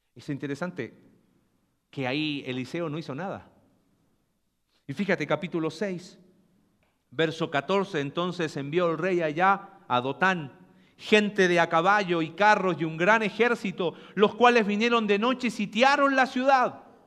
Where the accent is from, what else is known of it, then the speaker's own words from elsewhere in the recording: Mexico; Nosotros que como mexicanos